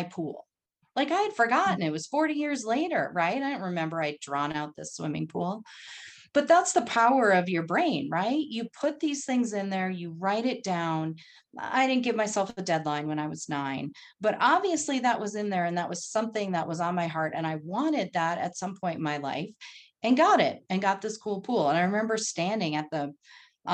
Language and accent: English; North Dakota, United States; also born or lived in Texas; now in Colorado, United States; I grew up in North Dakota